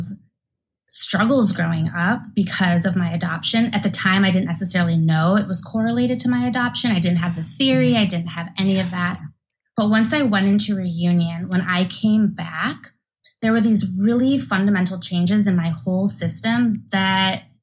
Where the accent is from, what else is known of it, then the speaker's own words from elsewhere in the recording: Milwaukee, Wisconsin, United States; also born or lived in Santiago, Chile; I was born in Santiago, Chile, and raised in Milwaukee, Wisconsin by a Jewish family.